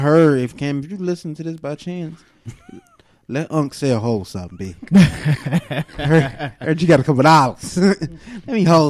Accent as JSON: {"language": "English", "region": "New York", "country": "United States", "said": "You knew I was from New York, son."}